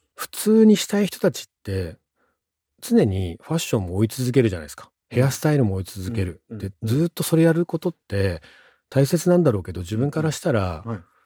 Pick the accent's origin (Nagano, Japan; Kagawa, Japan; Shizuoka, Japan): Nagano, Japan; 長野から月に2回東京の方まで通うみたいなことになっていったので